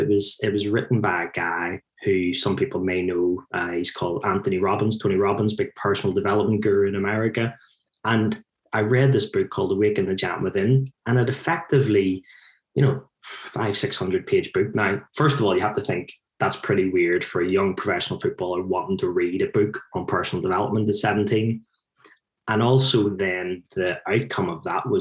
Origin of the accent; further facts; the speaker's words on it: Belfast, Northern Ireland, United Kingdom; moved away; my accent, that's me growing up in Belfast in the 70s and 80s